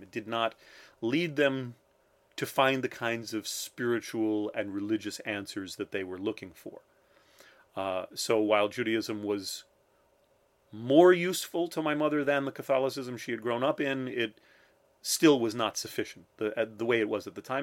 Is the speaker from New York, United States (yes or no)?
yes; Long Island, New York, United States; I grew up on Long Island.